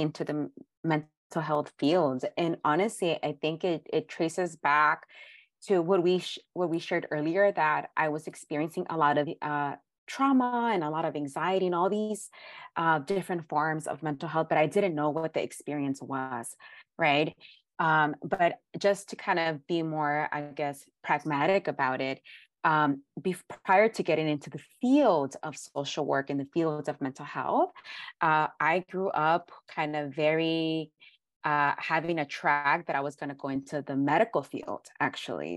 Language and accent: English; Los Angeles, California, United States; I was born and raised in South Central in the hood